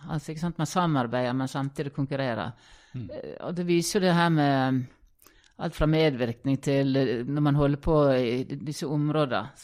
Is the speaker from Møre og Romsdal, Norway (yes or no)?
yes; Ålesund, Møre og Romsdal, Norway; moved away; Født og oppvokst i Ålesund.